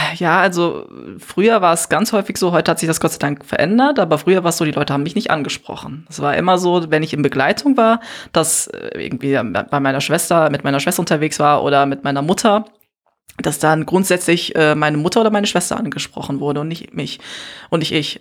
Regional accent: Germany; also born or lived in Gambia; auf diese Frage antworte ich meistens aus Neues

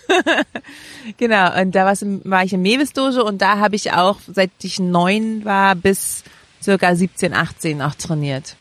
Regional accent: Berlin, Germany; Ich bin in Friedrichshain geboren und auch aufgewachsen tatsächlich

